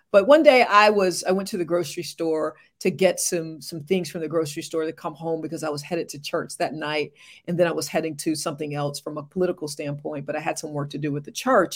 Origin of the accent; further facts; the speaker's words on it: Morehead City, North Carolina, United States; moved away as an adult; also born or lived in Charlotte, North Carolina / Little Rock, Arkansas; I hail from Morehead City, North Carolina, East Coast girl